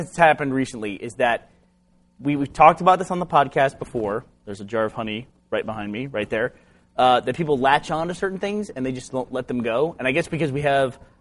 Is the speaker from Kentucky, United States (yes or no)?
no; New York, United States; I grew up in New York